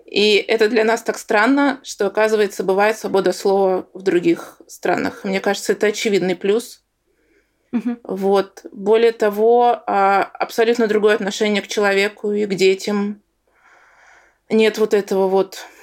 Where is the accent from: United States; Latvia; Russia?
Russia; Bashkortostan; что я росла в Башкирии, что я татарка, что у меня там восточная внешность.